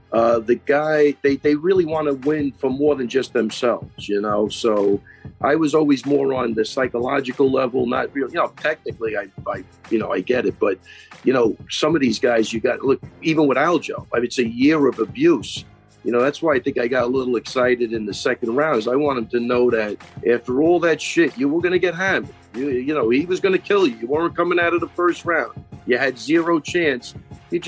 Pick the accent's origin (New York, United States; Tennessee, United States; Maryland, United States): New York, United States; Long Island; we're all from Long Island. We all grew up 5 minutes from each other